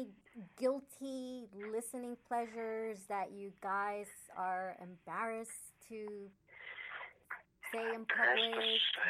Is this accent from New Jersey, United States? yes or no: yes; New Jersey, United States; I'm from Jersey, and I don't know much about Jersey.